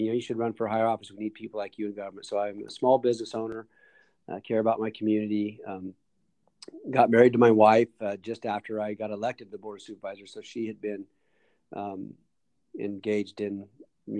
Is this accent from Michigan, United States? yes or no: no; Lassen County, California, United States; also born or lived in Siskiyou County, California; we moved from Siskiyou County to Lassen County in 72. We had the properties for a long time, but that was what brought us to the Big Valley area